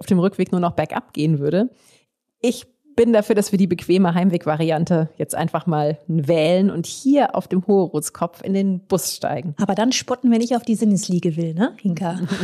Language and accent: German; Aachen, North Rhine-Westphalia, Germany; meine Heimatstadt Aachen